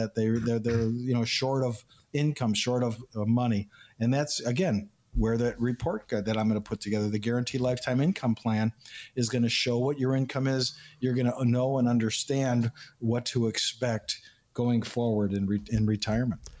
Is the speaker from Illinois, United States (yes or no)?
yes; Chicago, Illinois, United States; also born or lived in Houston, Texas; I was born and raised in Chicago, in Illinois